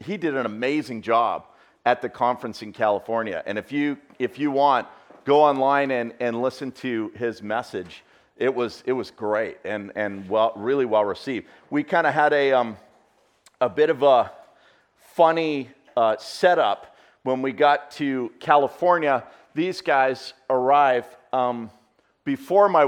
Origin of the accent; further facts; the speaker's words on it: Canada; I'm from Canada.